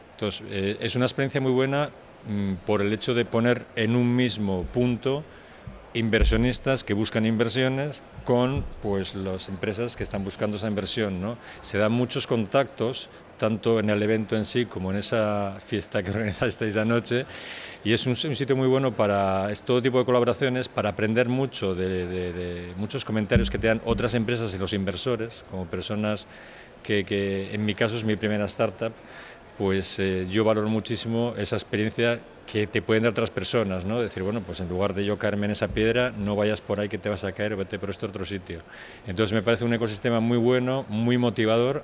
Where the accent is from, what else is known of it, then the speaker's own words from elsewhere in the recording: Bilbao, Basque Country, Spain; yo soy de Bilbao